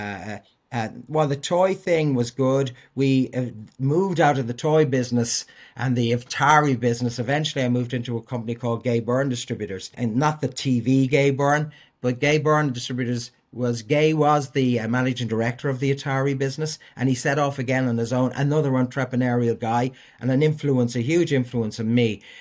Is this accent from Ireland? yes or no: yes; Dublin, Leinster, Ireland; I grew up in Walkinstown and was the product of a Christian brother school